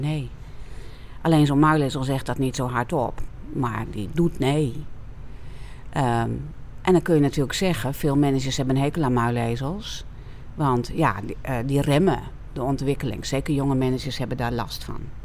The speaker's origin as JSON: {"language": "Dutch", "region": "Friesland", "country": "Netherlands", "said": "ik kom uit Friesland, dus wij hebben veel weiland met heel veel schapen op het moment"}